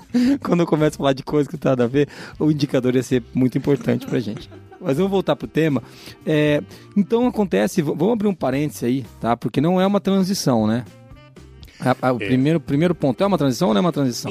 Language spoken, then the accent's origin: Portuguese; interior of Paraná, Brazil; da onde eu vim, do interior do Paraná